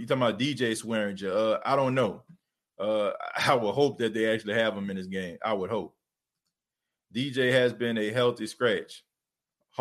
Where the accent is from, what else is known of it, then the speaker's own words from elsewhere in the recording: New Orleans, Louisiana, United States; moved away as an adult; I was born and raised in New Orleans. Stayed in New Orleans till I was 19, left after Hurricane Katrina.